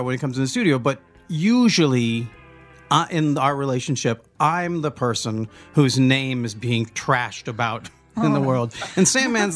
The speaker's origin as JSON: {"language": "English", "area": "the Northwest", "region": "Pacific Northwest", "country": "United States", "said": "we're from the Northwest"}